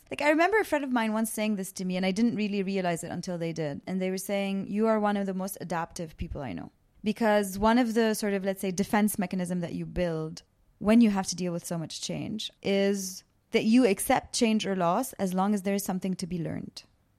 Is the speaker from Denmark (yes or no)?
no; Canada; also born or lived in Baabda, Lebanon; So I grew up between Lebanon and Canada. I was born in a town just off of Beirut called Babda.